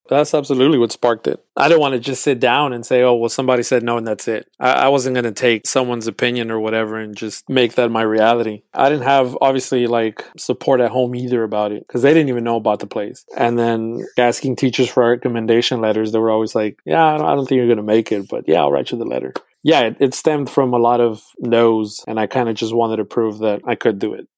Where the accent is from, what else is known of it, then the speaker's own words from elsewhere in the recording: Houston, Texas, United States; I was born and raised in Houston, Texas